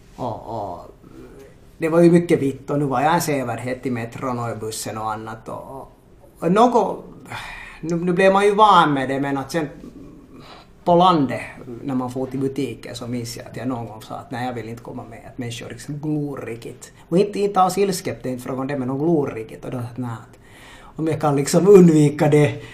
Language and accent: Swedish; Helsinki, Uusimaa, Finland; first language Swedish; also born or lived in Ethiopia; uppvuxen i Marudi som är östra Helsingfors